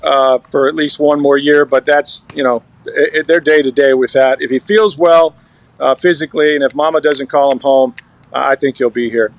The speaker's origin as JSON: {"language": "English", "town": "St. Petersburg", "region": "Florida", "country": "United States", "tie": "born or raised there", "said": "I was born in St. Pete, and I've worked here right out of college, so been here a long time, man."}